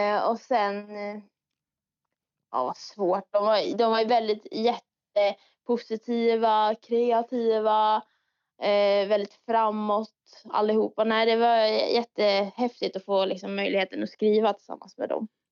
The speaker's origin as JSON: {"language": "Swedish", "region": "Dalarna County", "country": "Sweden", "said": "jag är från Dalarna"}